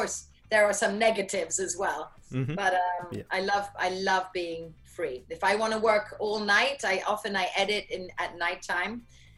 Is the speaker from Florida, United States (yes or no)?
no; San Francisco, California, United States; born there; Okay, so yes, I was born in San Francisco.